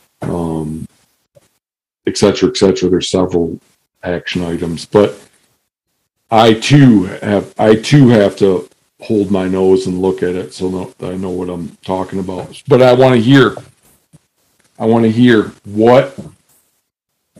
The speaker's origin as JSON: {"language": "English", "region": "Michigan", "country": "United States", "tie": "born or raised there", "also_born_or_lived": "Seattle", "said": "where I grew up in Michigan"}